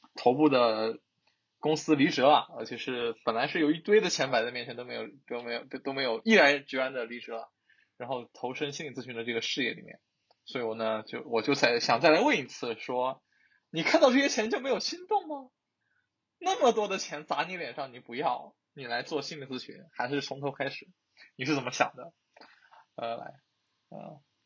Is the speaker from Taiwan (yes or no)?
no; Jiangxi, China; 我们江西人就是 L 和 N 是分不清的